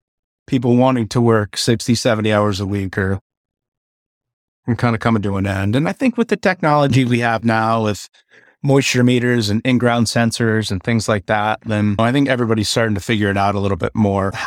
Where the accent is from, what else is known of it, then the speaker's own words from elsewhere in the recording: Maryland, United States; Growing up on the Eastern Shore of Maryland, there's nothing better than a hot bushel of crabs.